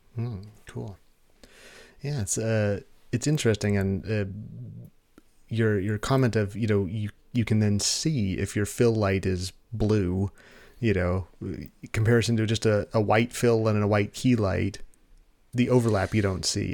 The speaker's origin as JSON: {"language": "English", "country": "United States", "said": "I'm stereotyping myself as an American"}